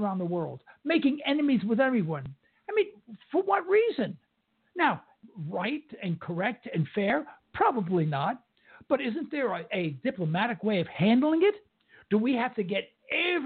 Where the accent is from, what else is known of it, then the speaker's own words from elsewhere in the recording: New York City, New York, United States; moved away; I'm from a kid from Harlem, you know, and I'm 75 years old, but I'm a kid from Harlem still